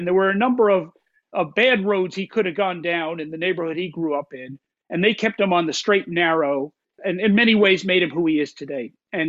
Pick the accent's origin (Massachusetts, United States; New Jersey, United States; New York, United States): New Jersey, United States; Bergen County; I'm from Bergen County, New Jersey, which is the most easternmost county in the state.